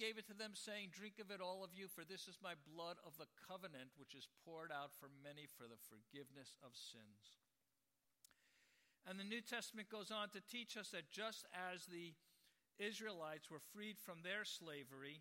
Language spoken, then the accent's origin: English; New York, United States; now in San Francisco, United States; I'm from New York. The wildest animal I ever saw growing up was a pigeon